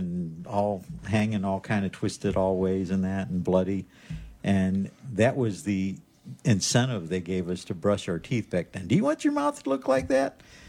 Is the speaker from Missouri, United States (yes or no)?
yes; Missouri, United States; But I'm from Missouri, so I'm going to have to see some studies on that and see if it's actually good or not